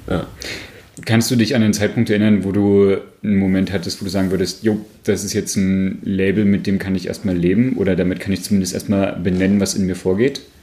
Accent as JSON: {"language": "German", "region": "Saxony-Anhalt", "country": "Germany", "said": "ganz ursprünglich kommen wir nämlich beide aus Sachsen-Anhalt"}